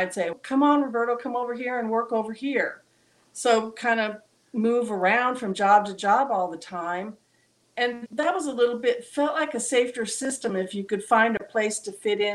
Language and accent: English; Southern California, United States; we're from Southern California